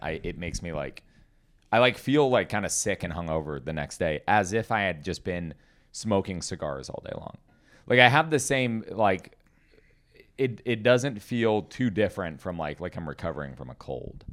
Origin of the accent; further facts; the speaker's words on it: Portland, United States; I was born in Portland.